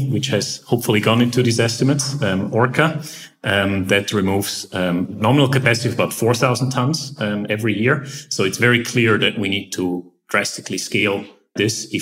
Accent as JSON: {"language": "English", "region": "Eastern Switzerland", "country": "Switzerland", "tie": "born or raised there", "moved": "as an adult", "said": "I grew up in Eastern Switzerland, pretty much a bit in the countryside."}